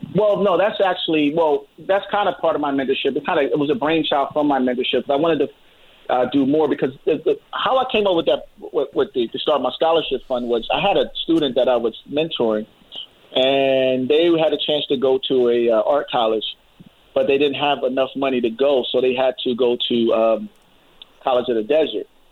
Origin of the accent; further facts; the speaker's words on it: United States; we're all American